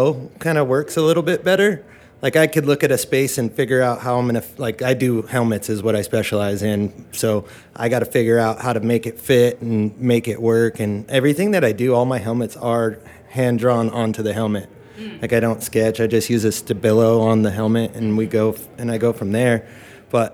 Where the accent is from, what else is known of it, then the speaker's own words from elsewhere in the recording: Riverside, California, United States; also born or lived in Palm Springs; pretty much born and raised here